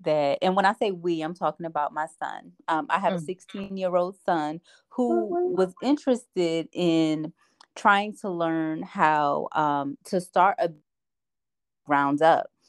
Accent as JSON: {"language": "English", "town": "Asbury Park", "region": "New Jersey", "country": "United States", "tie": "born or raised there", "said": "I grew up in Asbury Park, New Jersey"}